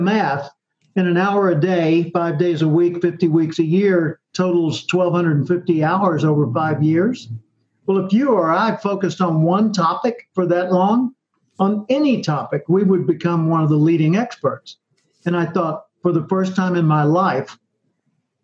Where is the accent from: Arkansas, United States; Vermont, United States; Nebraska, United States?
Arkansas, United States; Little Rock; grew up in Little Rock, Arkansas